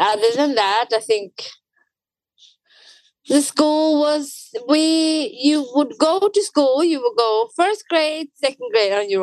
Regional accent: outside of Gothenburg, Västra Götaland, Sweden; moved away as an adult; also born or lived in Addis Ababa, Ethiopia / London, United Kingdom; born and raised, but outside of Gothenburg

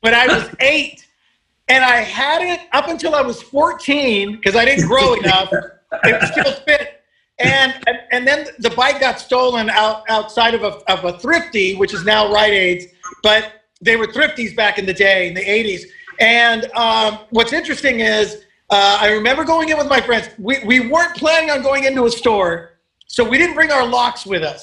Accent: Tulare, California, United States; I grew up in the San Joaquin Valley

